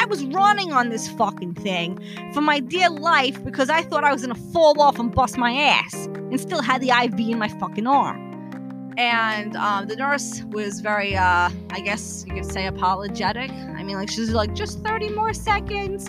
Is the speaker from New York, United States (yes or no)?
yes; New York City, New York, United States; moved away; also born or lived in New Jersey; I am originally from Brooklyn